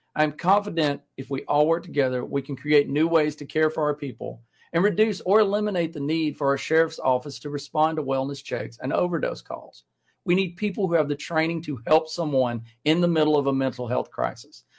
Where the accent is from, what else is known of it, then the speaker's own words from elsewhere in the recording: Jasper, Alabama, United States; moved away; I'm no longer in Walker County, but it was my home for more than half my life, and Jasper is my hometown